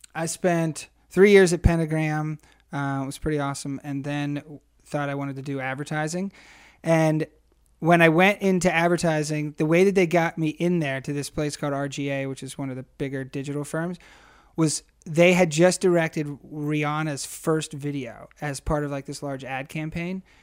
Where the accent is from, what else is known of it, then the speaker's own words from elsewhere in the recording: Harrisburg, Pennsylvania, United States; moved away as an adult; also born or lived in Rochester, New York / Queens, New York City; I grew up in Harrisburg